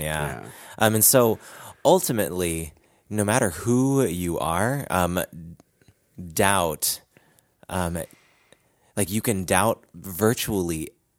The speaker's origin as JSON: {"language": "English", "country": "Philippines", "said": "I'm Filipino."}